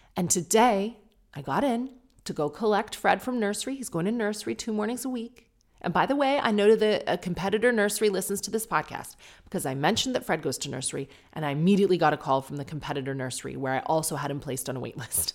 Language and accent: English; Canada; accent: Canadian; you probably hate the Canadian accent